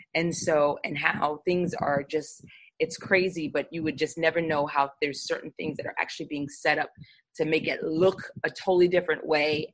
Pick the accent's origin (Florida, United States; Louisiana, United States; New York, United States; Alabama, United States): New York, United States; accent: New York; I sound like I'm from New York